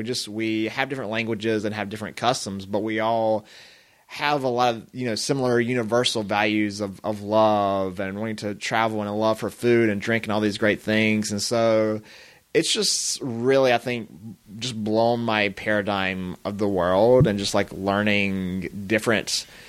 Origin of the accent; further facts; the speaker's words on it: Los Angeles, California, United States; I think, helped me better embrace America and love my hometown of LA now.